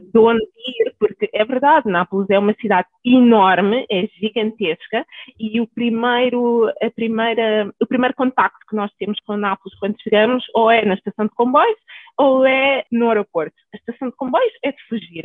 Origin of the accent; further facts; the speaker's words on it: Alverca, Lisbon, Portugal; also born or lived in Naples, Italy / Cape Verde (parents); Nasci em Itália, apesar de não parecer, quem olha para mim nunca diria que tivesse lá nascido. Os meus pais são cabo-verdianos e, e, pronto, emigraram para a Itália, ainda eu não tinha nascido, depois acabei por nascer lá. E quando tinha 10 anos, 9, aliás, viemos morar para Lisboa, para Alverca, e desde aí tenho construído a minha vida aqui em Portugal